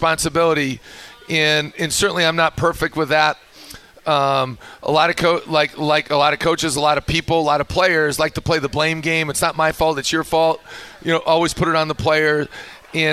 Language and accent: English; Minnesota, United States; now in Utah, United States; I grew up in Minnesota